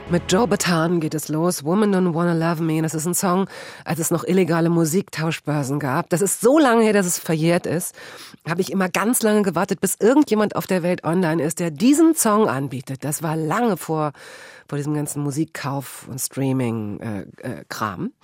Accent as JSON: {"language": "German", "town": "Flensburg", "region": "Schleswig-Holstein", "country": "Germany", "said": "Ich komme aus Handball. Flensburg, da ah, ja, okay."}